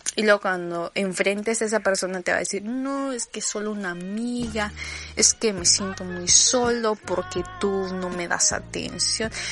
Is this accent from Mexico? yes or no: yes; Campeche, Mexico; accent: campechano; tengo que resetear mi acento a campechano.